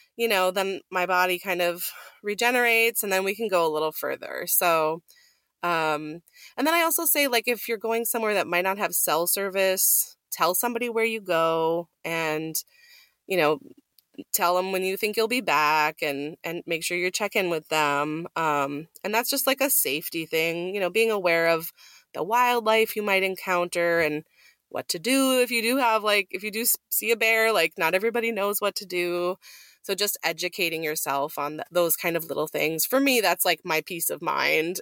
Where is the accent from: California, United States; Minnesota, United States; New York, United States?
Minnesota, United States; moved away; Minnesota, my home state